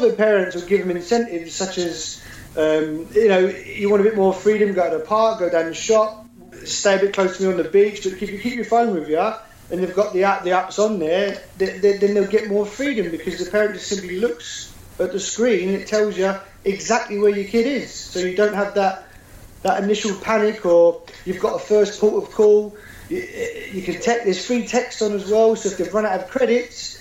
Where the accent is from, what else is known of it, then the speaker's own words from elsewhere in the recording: London, United Kingdom; moved away as an adult; now in Edinburgh, United Kingdom; I'm originally from London, and I moved up to Scotland about 8 years ago, and I've been here since